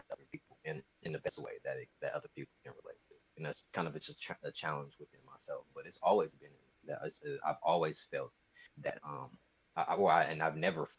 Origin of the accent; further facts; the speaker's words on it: Sacramento, California, United States; also born or lived in Hayward; But man, I'm a kid from Sacramento, California, grew up. I was here for most of my life. I'm heavily Bay Area influenced. Like you said, I was born in Hayward, California